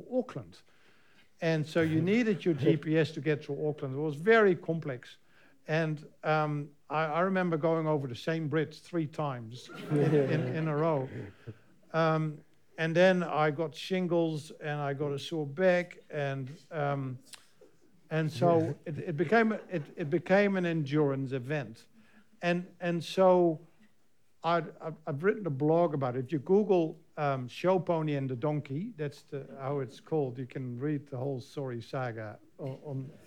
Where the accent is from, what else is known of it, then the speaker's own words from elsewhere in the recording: Netherlands; now in New Zealand; in Almere in Holland, my home country.